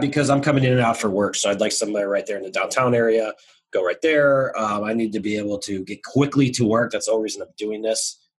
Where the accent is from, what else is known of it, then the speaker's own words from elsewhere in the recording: San Diego, California, United States; No, I'm not. I'm actually from San Diego.